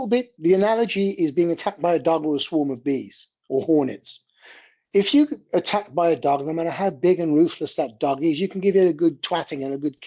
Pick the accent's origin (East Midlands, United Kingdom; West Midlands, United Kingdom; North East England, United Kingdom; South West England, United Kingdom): West Midlands, United Kingdom; Birmingham; accent: Brummie; moved away as an adult; now in London, United Kingdom; you'll notice from my accent, I'm from Birmingham originally.